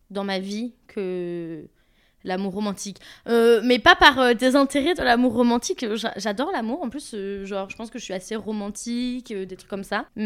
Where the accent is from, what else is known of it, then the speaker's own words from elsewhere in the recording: Toulouse, Occitania, France; now in Paris, France; je viens de Toulouse, je vis à Paris.